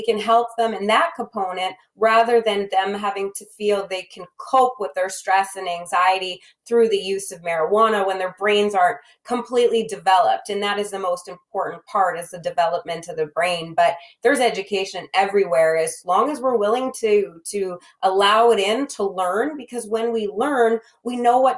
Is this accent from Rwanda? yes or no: no; Manitoba, Canada; you and I, as we both know, are from Manitoba.